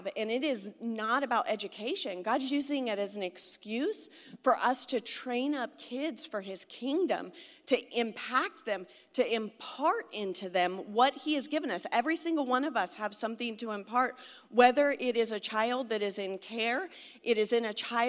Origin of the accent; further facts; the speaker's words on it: Southern California, United States; moved away; also born or lived in Springfield, Missouri; I'm from Southern California